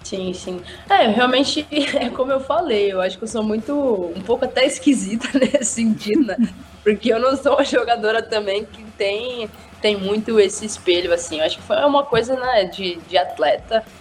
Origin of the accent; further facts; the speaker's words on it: São Bernardo do Campo, São Paulo, Brazil; Em São Bernardo do Campo, que é a minha cidade